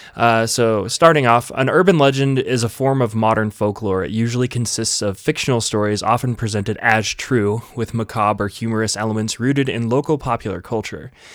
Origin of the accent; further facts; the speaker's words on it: Vernal, Utah, United States; in Dry Fork, which is just outside of where we grew up in Vernal